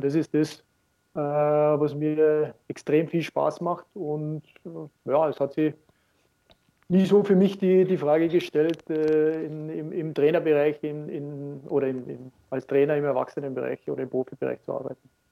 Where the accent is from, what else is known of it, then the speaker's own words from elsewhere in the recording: Austria; moved away as an adult; also born or lived in Munich, Germany; als Österreicher